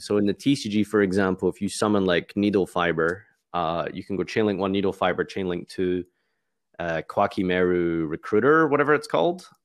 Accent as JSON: {"language": "English", "town": "Glasgow", "region": "Scotland", "country": "United Kingdom", "said": "I'm from Scotland"}